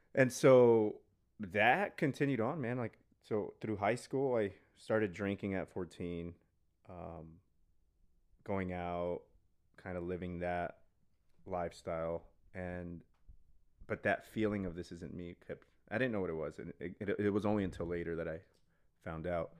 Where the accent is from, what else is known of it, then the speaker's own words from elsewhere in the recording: El Paso, Texas, United States; I grew up in El Paso, Texas